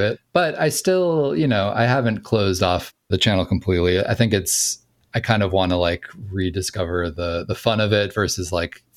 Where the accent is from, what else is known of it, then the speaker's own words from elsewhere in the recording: Minnesota, United States; also born or lived in New York City; now in Los Angeles, United States; I was from Minnesota.